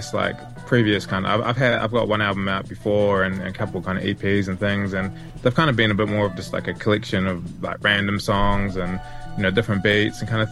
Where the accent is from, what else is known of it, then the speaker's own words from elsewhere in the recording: Lyttelton, Canterbury, New Zealand; also born or lived in Christchurch; my hometown of Littleton